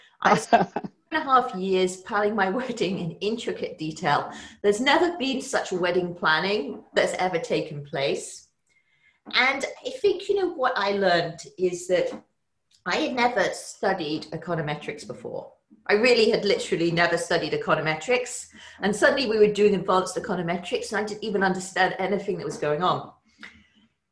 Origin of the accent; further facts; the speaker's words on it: England, United Kingdom; moved away as an adult; now in United States; I grew up in England